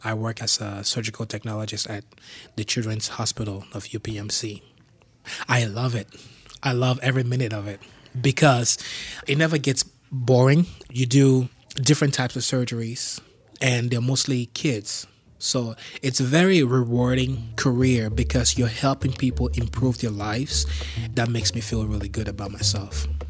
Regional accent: Yaoundé, Centre, Cameroon; moved away as an adult; also born or lived in Bafouet, Cameroon; now in Pittsburgh, United States; I grew up in a big compound where we had a bar

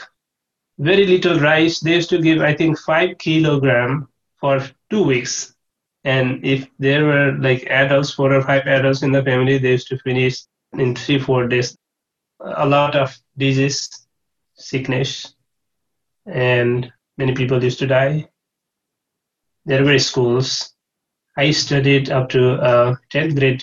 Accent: Nepal; born or raised there; moved away as an adult; also born or lived in Bhutan; now in Pittsburgh, United States

